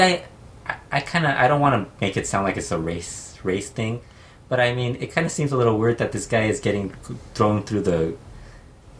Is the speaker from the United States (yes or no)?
yes; California, United States; I'm from California